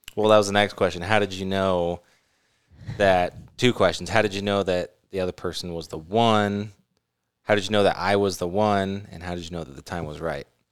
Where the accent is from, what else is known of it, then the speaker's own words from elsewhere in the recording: California, United States; also born or lived in Arizona; now in Utah, United States; I grew up in California